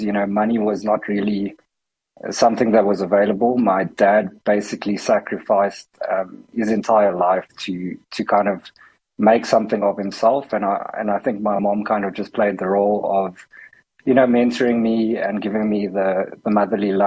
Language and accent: English; Cape Town, Western Cape, South Africa; I grew up in Cape Town.